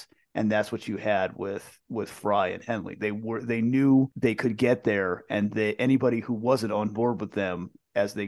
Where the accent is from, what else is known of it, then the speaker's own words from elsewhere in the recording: East Coast, United States; growing up on the East Coast